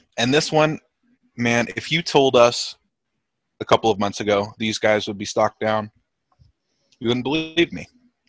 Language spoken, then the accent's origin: English; Bay Area, California, United States; we're from the Bay Area.